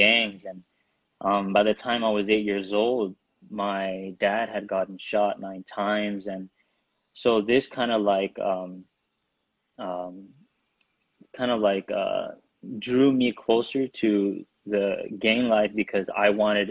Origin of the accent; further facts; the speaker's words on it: Burbank, California, United States; also born or lived in San Fernando, California; I grew up in Burbank, California. I was born in San Fernando